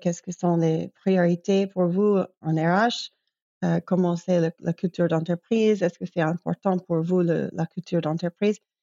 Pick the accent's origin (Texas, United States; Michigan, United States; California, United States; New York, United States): New York, United States; moved away as an adult; also born or lived in Belgrade, Serbia / Europe; Je viens de New York, mais j'ai vécu déjà quinze ans, je crois, de ma vie, euh, en Europe.